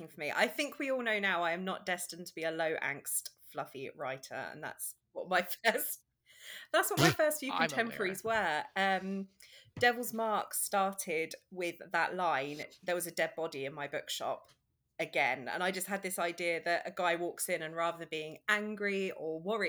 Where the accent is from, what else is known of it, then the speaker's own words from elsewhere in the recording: England, United Kingdom; Was in England. I'm English